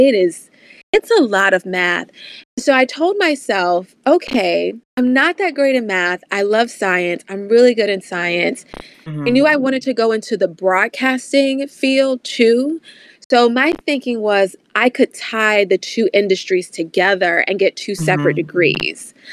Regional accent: Virginia, United States; growing up in Virginia, you know, we got a little bit of everything as far as weather is concerned.

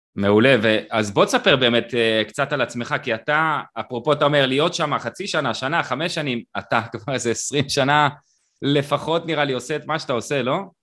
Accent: Israel; אני קיבוצניק

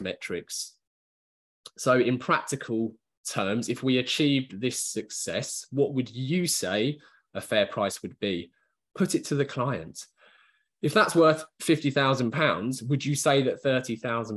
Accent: United Kingdom; just being British

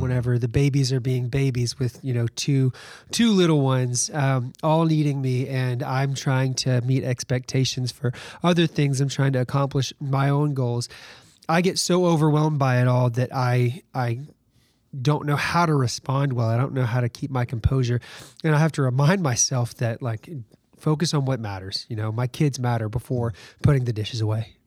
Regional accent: Alabama, United States; moved away as an adult; now in Virginia, United States; I'm from Alabama. I was born and raised there

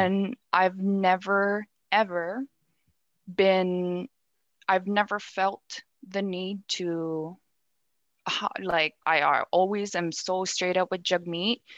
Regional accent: Nunavut, Canada; moved away as an adult; also born or lived in Ottawa / Iqaluit; go back home and be on Nunavut grounds.

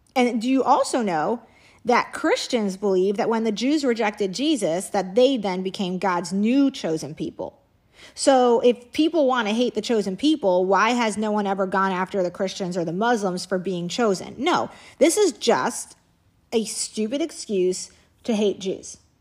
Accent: Indiana, United States; we had a housekeeper back when I was growing up in Indiana

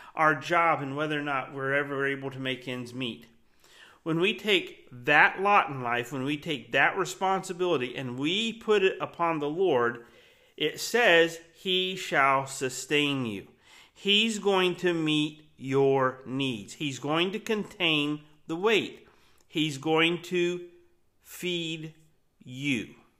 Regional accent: Florida, United States; I grew up in Florida.

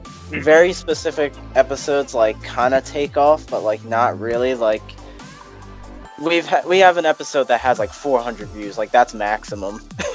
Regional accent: Clifton Heights, Pennsylvania, United States; Clifton Heights. I don't know. I doubt you guys know like where that is, but it's like the suburb.

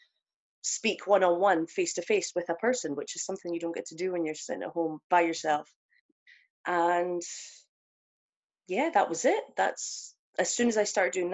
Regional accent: Aberdeen, Scotland, United Kingdom; also born or lived in Motherwell; I stay in Aberdeen, but I was born in Motherwell. Mm-hmm. So I've been in Aberdeen since I was about 6 years old.

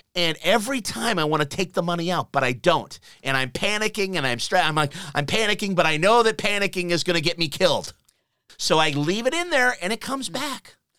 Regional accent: United States; now in Australia; being American

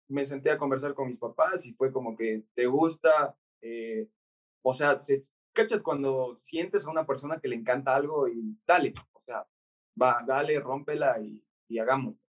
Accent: Ecuador; moved away as an adult; soy de Ecuador

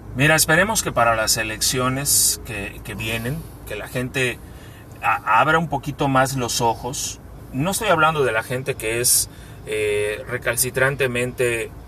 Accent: Mexico; also born or lived in Yucatán

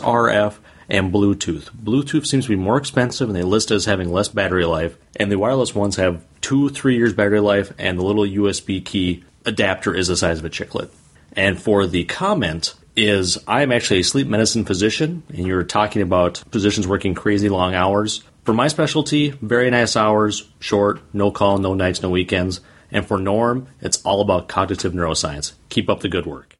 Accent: Circle Pines, Minnesota, United States; I'm from Circle Pines, Minnesota

